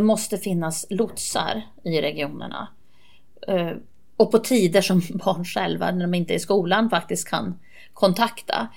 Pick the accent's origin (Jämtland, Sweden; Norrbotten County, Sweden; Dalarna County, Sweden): Norrbotten County, Sweden; Kalix; also born or lived in Seskarö; När jag var barn så bodde jag på en ö i Bottenviken som hette Seskarö. Och sen flyttade vi in till Kalix.